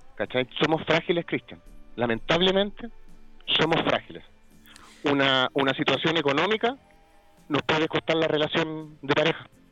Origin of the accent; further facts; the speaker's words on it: Chile; Somos el país, el oasis, somos los jaguares de Latinoamérica